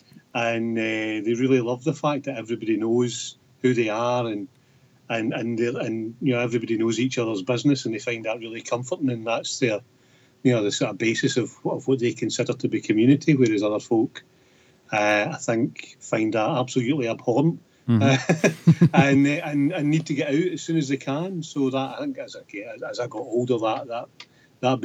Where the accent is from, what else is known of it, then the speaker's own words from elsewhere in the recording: Darvel, Scotland, United Kingdom; also born or lived in Lanarkshire / Glasgow; now in Falkirk, United Kingdom; I was born in Lanarkshire and lived briefly in Glasgow as a child, but grew up in Ayrshire, in Darvel